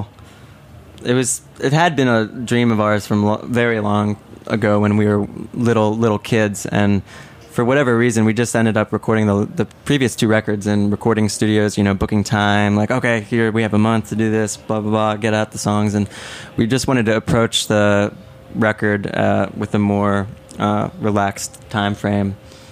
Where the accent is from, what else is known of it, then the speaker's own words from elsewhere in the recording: Wilmington, Delaware, United States; we're from the Wilmington, Delaware area